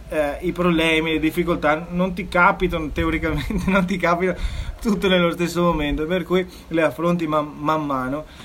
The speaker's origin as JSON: {"language": "Italian", "country": "South Africa", "tie": "born or raised there", "moved": "yes", "said": "trascorso la mia infanzia in Sudafrica"}